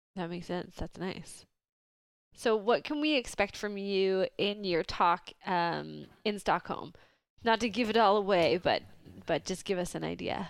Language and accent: English; Vancouver, British Columbia, Canada; I'm from Vancouver